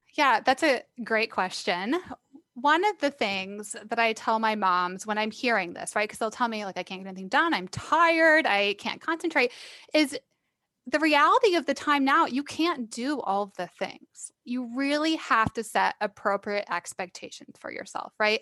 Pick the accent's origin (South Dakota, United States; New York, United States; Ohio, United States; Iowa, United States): Iowa, United States; moved away as an adult; So I am actually from Iowa. I grew up there.